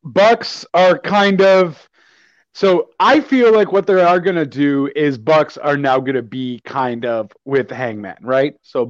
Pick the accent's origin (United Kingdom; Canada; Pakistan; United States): Canada; I'm Canadian after all